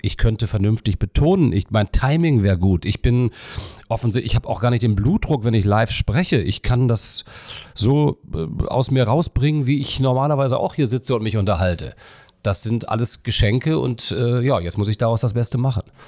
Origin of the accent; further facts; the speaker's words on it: Melle, Lower Saxony, Germany; moved away as an adult; also born or lived in Cologne; ich bin ja in einer niedersächsischen Kleinstadt groß geworden in Melle und da bei Osnabrück